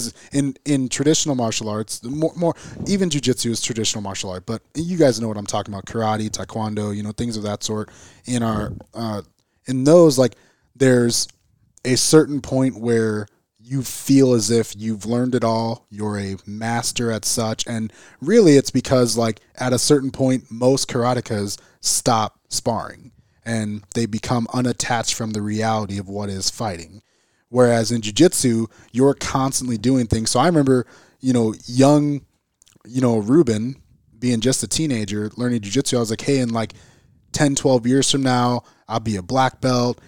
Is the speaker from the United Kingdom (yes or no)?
no; Gary, Indiana, United States; I'm from the Gary, Chicagoland area of, like, Northwest Indiana